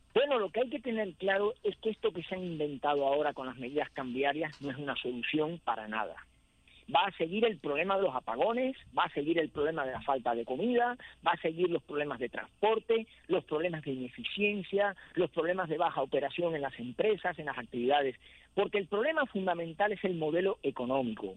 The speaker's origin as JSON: {"language": "Spanish", "country": "Cuba", "said": "Yo que soy cubano"}